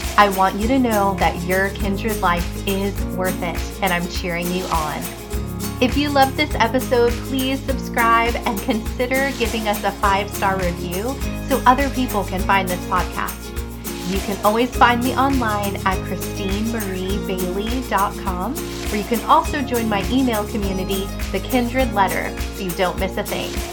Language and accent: English; New Jersey, United States; moved away; I grew up in New Jersey where it was really cold